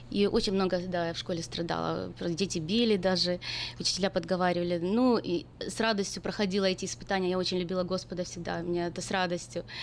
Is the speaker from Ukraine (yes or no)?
yes; Novovolynsk, Volyn Oblast, Ukraine; now in United States; Я приехала с, Амер... э, с Украины в Америку уже много лет, 24 года назад, с маленького городка Укра... э, с Украины